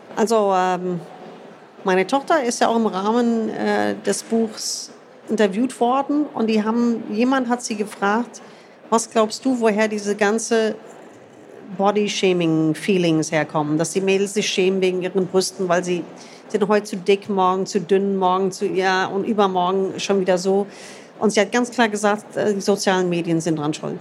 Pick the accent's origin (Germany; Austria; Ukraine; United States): United States; moved away; ich bin in den USA groß geworden